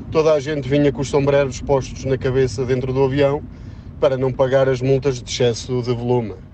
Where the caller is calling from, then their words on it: Sangalhos, Centro, Portugal; Bom dia, dia M80 … sou de Sangalhos